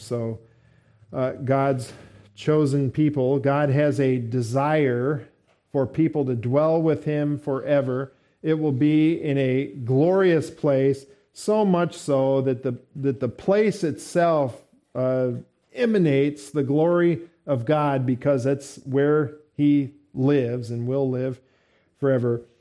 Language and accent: English; United States; We're Americans here